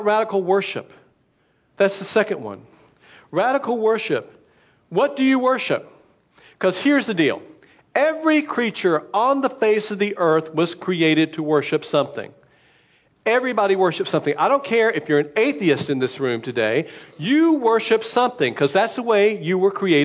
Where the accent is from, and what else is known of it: United States